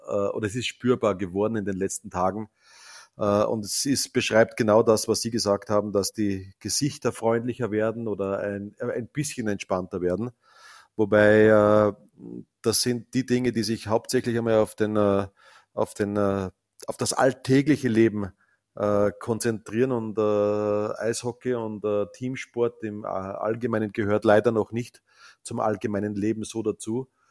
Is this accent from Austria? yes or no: yes; Salzkammergut, Upper Austria, Austria; ich komme aus dem Salzkammergut